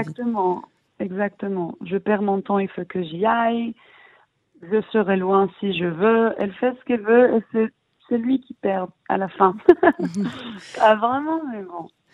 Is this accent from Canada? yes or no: no; Israel; also born or lived in Paris, France; je suis israélienne, je suis née ici, j'ai grandi en Israël, mais ma mère elle est française